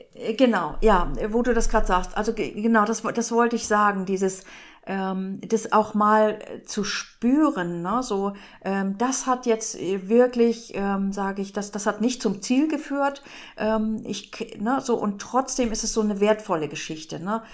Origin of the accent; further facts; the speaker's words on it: Northern Germany, Germany; bei uns in Norddeutschland heißt das auch nicht Heimat, sondern zu Hause irgendwie